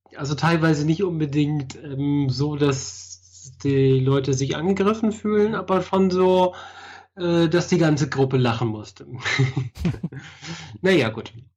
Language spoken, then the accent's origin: German; Germany; now in Switzerland; bin aus Deutschland